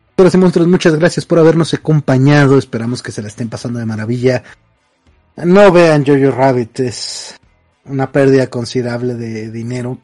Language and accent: Spanish; northern Mexico, Mexico; como norteño